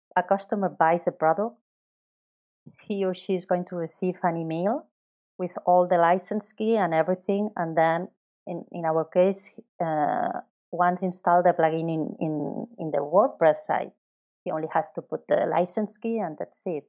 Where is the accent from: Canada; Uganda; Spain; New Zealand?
Spain; Barcelona, Catalonia; also born or lived in Chicago; I am from Barcelona